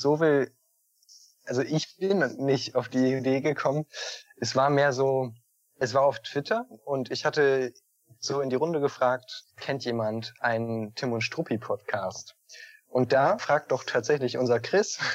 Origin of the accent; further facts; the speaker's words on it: Northern Germany, Germany; Ich komme nämlich aus dem Norden.